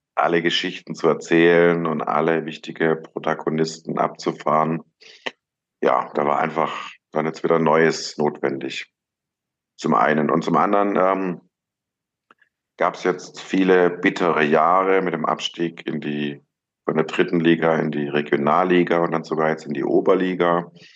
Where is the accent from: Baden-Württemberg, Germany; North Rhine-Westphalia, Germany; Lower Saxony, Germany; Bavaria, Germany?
Baden-Württemberg, Germany; Ludwigsburg; also born or lived in Stuttgart; Ich bin zwar in Stuttgart geboren, aber im Umland von Stuttgart aufgewachsen, in Ludwigsburg.